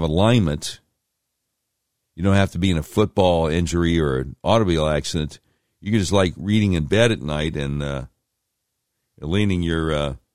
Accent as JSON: {"language": "English", "region": "Virginia", "country": "United States", "tie": "born or raised there", "said": "I was born in Virginia"}